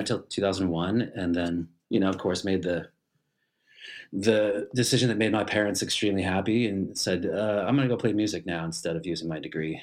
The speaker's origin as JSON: {"language": "English", "town": "Richmond", "region": "Massachusetts", "country": "United States", "tie": "born or raised there", "also_born_or_lived": "Boston, Massachusetts", "moved": "as an adult", "lives_now": "Germany", "said": "I grew up in Richmond, Massachusetts"}